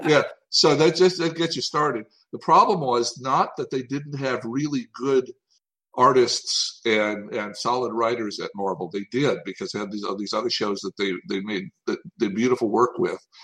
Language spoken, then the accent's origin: English; Tennessee, United States; I'm from Tennessee